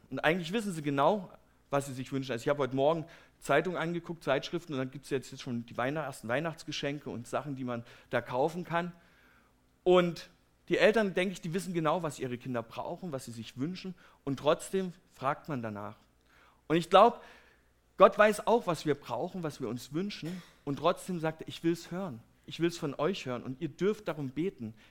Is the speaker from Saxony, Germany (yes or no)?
yes; Herrnhut, Saxony, Germany; Ich komme ja aus Herrnhut, das ist eine kleine Stadt in Sachsen, und die ist relativ bekannt durch die Missionsgeschichte.